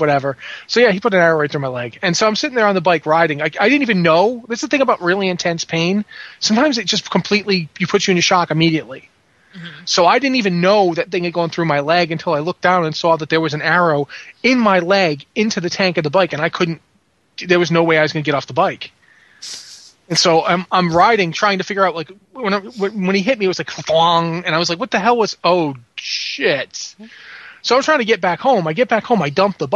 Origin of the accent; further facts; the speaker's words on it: Rhode Island, United States; moved away as an adult; also born or lived in London, England / Washington, D.C. / Blacksburg, Virginia / Richmond, California; now in Canada; I grew up in Rhode Island